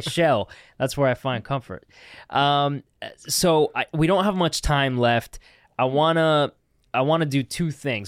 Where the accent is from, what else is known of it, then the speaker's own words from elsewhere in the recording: Canada; as a Canadian